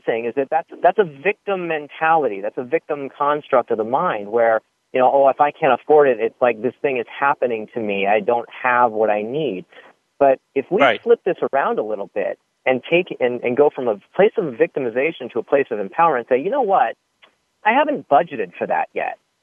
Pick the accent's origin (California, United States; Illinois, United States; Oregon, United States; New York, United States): California, United States; Santa Monica; I was born and raised on the Upper West Side of Santa Monica